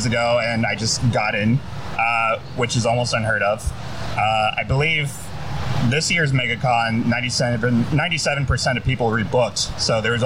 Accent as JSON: {"language": "English", "area": "Broward County", "region": "South Florida", "country": "United States", "said": "I am from South Florida, Broward County area"}